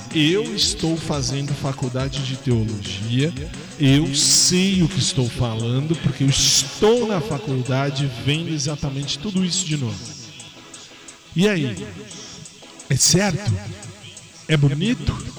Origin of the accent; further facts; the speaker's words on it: São Paulo, Brazil; sou de São Paulo, sou da, aliás, sou da cidade de São Paulo, estado de São Paulo